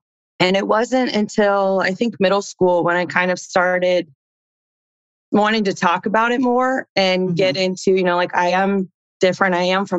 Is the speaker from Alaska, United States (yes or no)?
no; Indiana, United States; moved away as an adult; also born or lived in Chile / Houston; growing up in Indiana